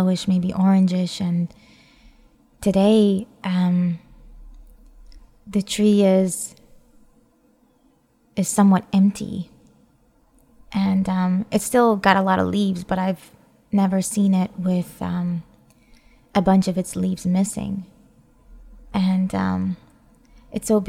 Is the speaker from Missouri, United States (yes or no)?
no; New York, United States; moved away; I grew up seeing in New York